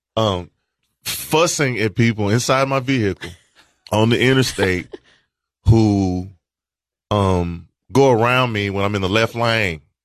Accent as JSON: {"language": "English", "town": "Walter Hill", "region": "Tennessee", "country": "United States", "tie": "born or raised there", "also_born_or_lived": "Murfreesboro", "said": "I went to Murfreesboro schools, but I grew up in Walter Hill, which is outside of Murfreesboro."}